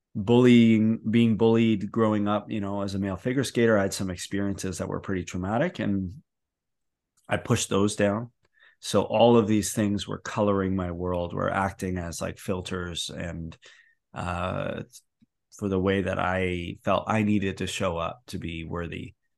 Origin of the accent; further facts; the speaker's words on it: Canada; I say process, 'cause I'm from Canada